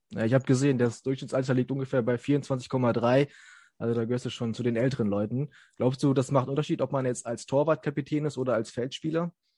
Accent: Osnabrück, Lower Saxony, Germany; ich komme hier aus Osnabrück

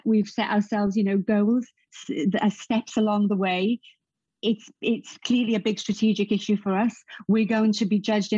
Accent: Rhondda Valley, South Wales, United Kingdom; I'm from the Rhondda Valley in South Wales

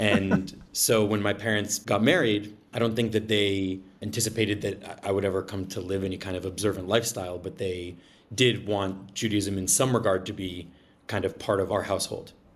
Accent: Braintree, Massachusetts, United States; I grew up just south of Boston.

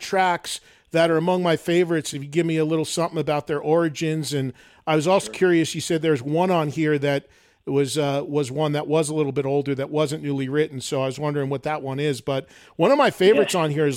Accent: New Jersey, United States; I'm from New Jersey. East Coast

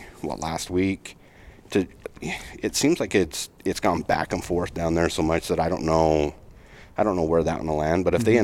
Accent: Utah, United States; my home state, I'm a resident of Utah.

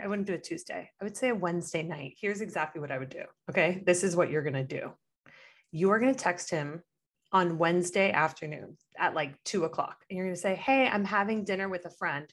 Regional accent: Miami, Florida, United States; now in Los Angeles, United States; growing up in Miami

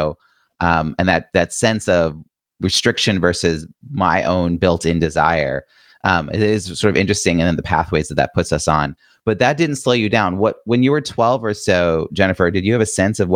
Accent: Long Island, New York, United States; I grew up in Long Island, New York

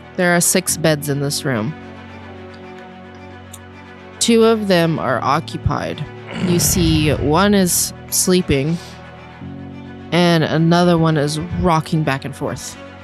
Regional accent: London, United Kingdom; accent: English; now in France; Nah, I'm from the London area.

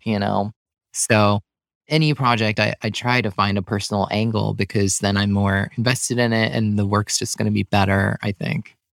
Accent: New York suburbs, United States; moved away as an adult; also born or lived in Seattle / Brooklyn; now in Western Massachusetts, United States; I grew up in the New York burbs

